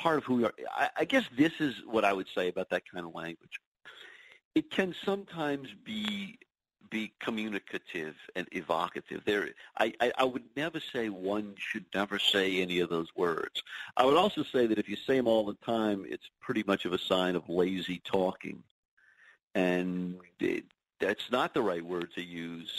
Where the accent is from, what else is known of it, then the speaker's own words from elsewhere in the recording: New Orleans, Louisiana, United States; now in New York, United States; I grew up in New Orleans